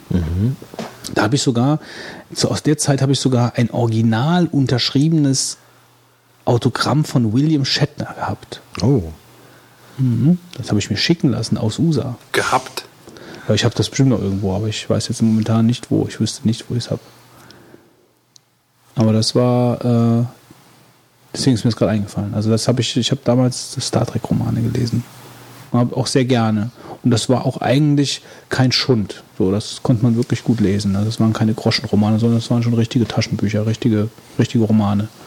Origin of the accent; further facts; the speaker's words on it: Stockholm, Stockholm County, Sweden; ein großes Fest in Stockholm, meiner Heimatstadt, gemacht